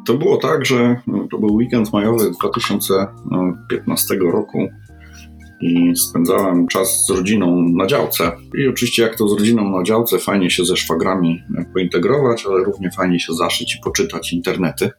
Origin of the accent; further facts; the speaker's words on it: Poland; jestem z Polski